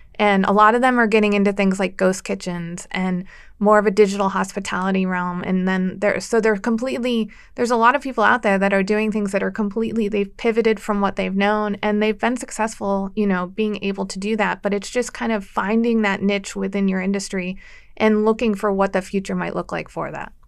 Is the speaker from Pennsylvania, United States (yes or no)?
yes; Erie, Pennsylvania, United States; also born or lived in Washington, D.C.; I grew up in Erie